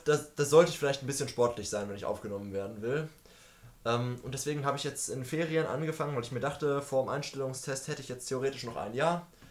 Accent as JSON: {"language": "German", "town": "Münster", "region": "North Rhine-Westphalia", "country": "Germany", "tie": "born or raised there", "said": "Ich bin in Münster geboren und ich werde mein Leben wahrscheinlich zum Großteil in Münster leben"}